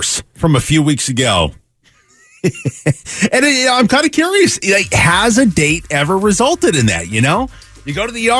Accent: Seattle, Washington, United States; now in Phoenix, United States; I grew up in Seattle

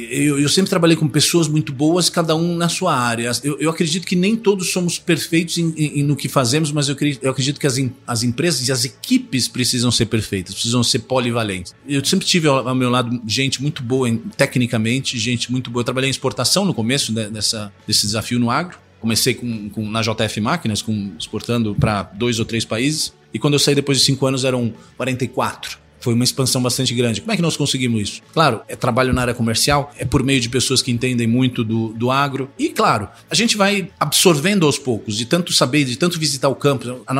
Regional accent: São Paulo, Brazil; eu nasci e cresci em São Paulo. Meu pai é italiano, eh, minha mãe gaúcha de Erechim.

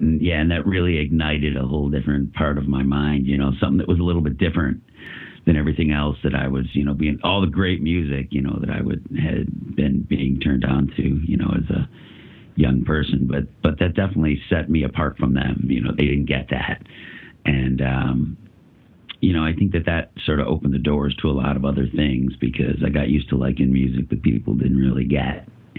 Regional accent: West Seneca, New York, United States; also born or lived in Buffalo, New York; I was born in South Buffalo, so I still held a lot of roots in that area. You know, my family moved out to West Seneca

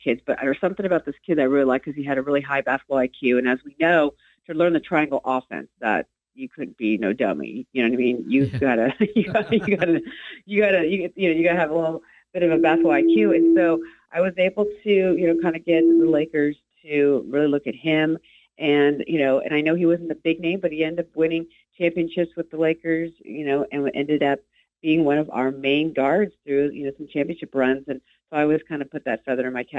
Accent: Bay Area, outside San Francisco, California, United States; originally from the Bay Area and outside of San Francisco

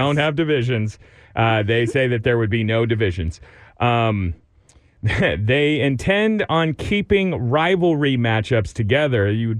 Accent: West Virginia, United States; Well, I'm from West Virginia, and we've always hated each other.

